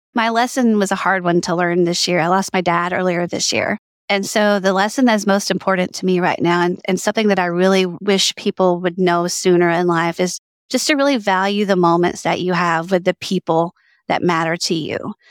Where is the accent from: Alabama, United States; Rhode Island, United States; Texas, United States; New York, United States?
Alabama, United States; I grew up in Alabama